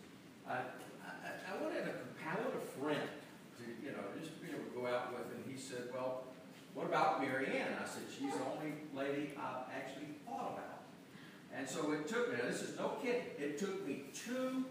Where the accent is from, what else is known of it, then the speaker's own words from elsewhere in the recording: Georgia, United States; also born or lived in Macon, Georgia; I grew up in Georgia